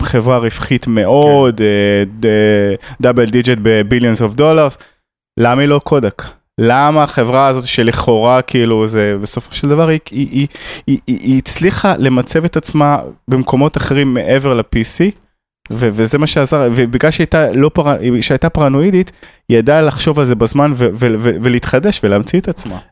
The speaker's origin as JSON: {"language": "Hebrew", "country": "Israel"}